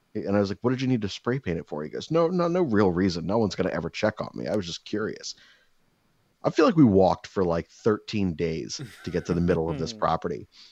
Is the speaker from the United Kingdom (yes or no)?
no; United States; I'm an American